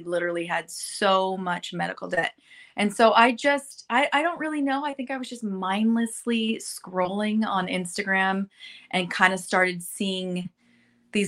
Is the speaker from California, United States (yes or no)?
yes; Burbank, California, United States; moved away as an adult; now in North Texas, United States; I grew up in Burbank.